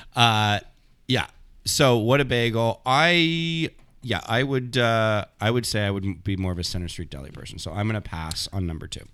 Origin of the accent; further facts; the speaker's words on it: Thornhill, Ontario, Canada; moved away as an adult; also born or lived in Montreal; when I grew up in Thornhill, I left when I was eighteen